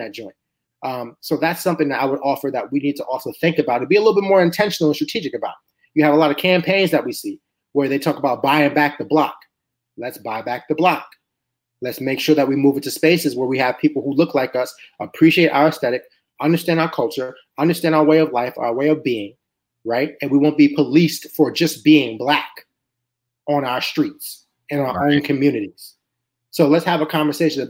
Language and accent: English; New York City, New York, United States; now in Philadelphia, United States; I'm from New York City